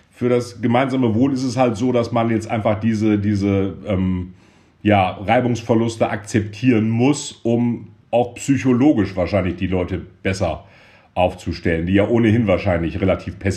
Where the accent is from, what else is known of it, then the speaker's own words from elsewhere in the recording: Rhineland, Germany; muss ich als Rheinländer